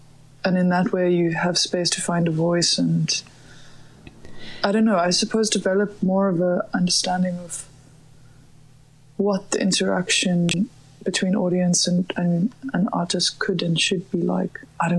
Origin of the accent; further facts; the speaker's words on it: Johannesburg, Gauteng, South Africa; I grew up in Johannesburg, and there used to be a little guitar club every second week